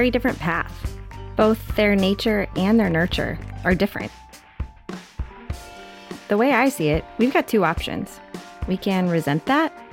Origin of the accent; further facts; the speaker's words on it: United States; an American who grew up in an environment